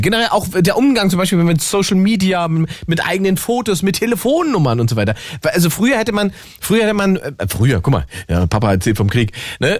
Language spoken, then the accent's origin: German; East Germany, Germany; ich bin Ossi